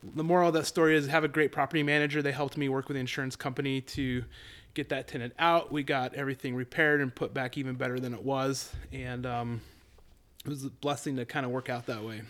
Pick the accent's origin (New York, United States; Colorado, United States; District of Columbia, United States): Colorado, United States; moved away as an adult; now in Idaho, United States; I'm a boy that born and raised in Colorado